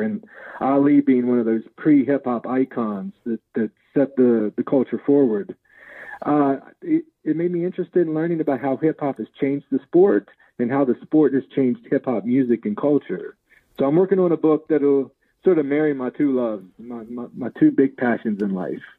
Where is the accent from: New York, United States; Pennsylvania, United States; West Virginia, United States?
West Virginia, United States; we grew up in West Virginia